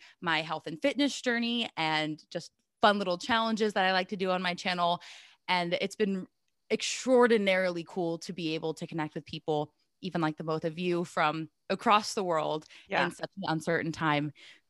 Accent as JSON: {"language": "English", "region": "Southern California", "country": "United States", "tie": "born or raised there", "moved": "as an adult", "lives_now": "Seattle, United States", "said": "I got a job out here in Seattle, which was fun because I grew up in Southern California, moved out here."}